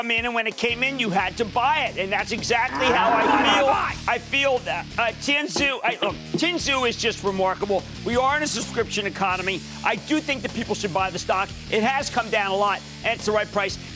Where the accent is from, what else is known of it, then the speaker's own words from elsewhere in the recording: Philadelphia, Pennsylvania, United States; you know, I'm Philadelphian